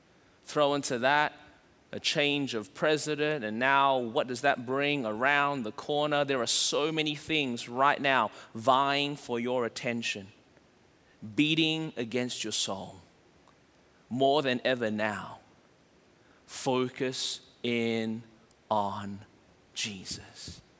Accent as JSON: {"language": "English", "town": "Melbourne", "region": "Victoria", "country": "Australia", "moved": "yes", "lives_now": "Anderson, United States", "said": "We moved from Melbourne, Australia to Anderson, South Carolina, and immediately we felt the fear wash over us as we landed and started trying to make a life, and it was challenging."}